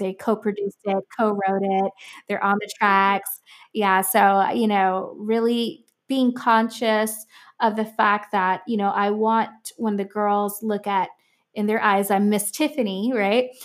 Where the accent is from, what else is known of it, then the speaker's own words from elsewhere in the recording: Miami, Florida, United States; I'm from Miami